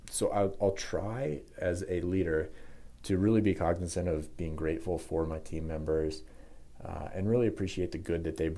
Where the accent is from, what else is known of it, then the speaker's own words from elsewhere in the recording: Denver, Colorado, United States; I'm born and raised in Denver, Colorado